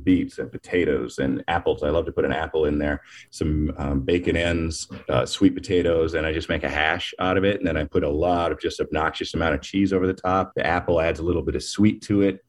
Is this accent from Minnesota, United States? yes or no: yes; Minneapolis, Minnesota, United States; I'm from Minneapolis.